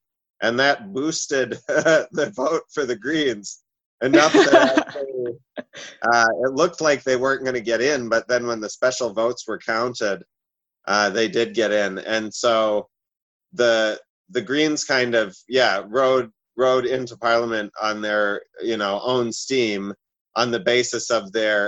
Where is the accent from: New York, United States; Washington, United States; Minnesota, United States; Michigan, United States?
Minnesota, United States; now in New Zealand; I immigrated from Minnesota in 2002 because I had read about New Zealand in a High Times magazine